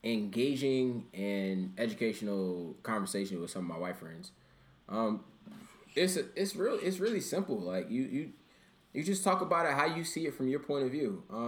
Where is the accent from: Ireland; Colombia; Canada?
Canada; I'm from Canada with Stan.